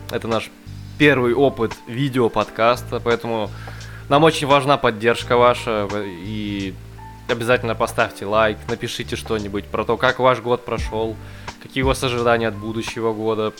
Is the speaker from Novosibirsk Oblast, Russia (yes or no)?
yes; Novosibirsk, Novosibirsk Oblast, Russia; мы из Новосибирска